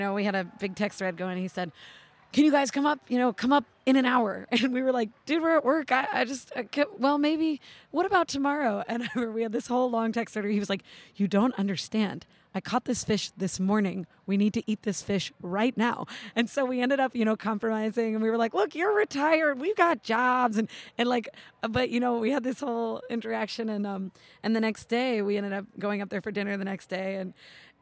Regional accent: outside of Philadelphia, Pennsylvania, United States; now in Alaska, United States; I grew up outside of Philadelphia

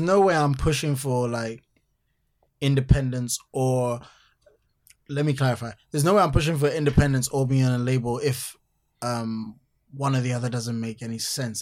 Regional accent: Accra, Greater Accra, Ghana; growing up in Accra

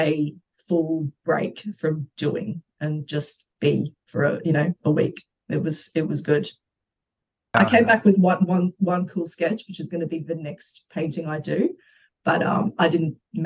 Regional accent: Brisbane, Queensland, Australia; also born or lived in Brazil / London; now in Melbourne, Australia; I was born in Brazil, and when we were when I was seven, my family migrated to Australia, and we went to Brisbane. So I grew up in Brizzy

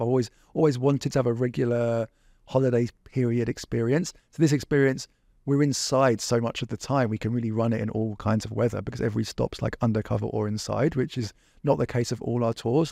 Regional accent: England, United Kingdom; now in Vancouver, Canada; I grew up in England. I didn't grow up here.

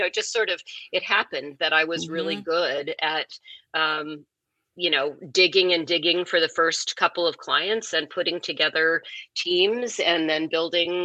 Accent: Seattle, Washington, United States; moved away; also born or lived in Summit, New Jersey; I grew up in Seattle before Seattle was, you know, the Seattle it is now

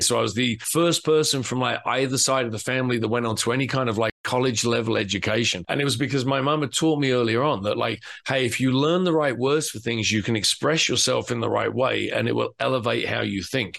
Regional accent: England, United Kingdom; moved away as an adult; now in United States; I'm obviously English, right? So I grew up reading 2000 AD

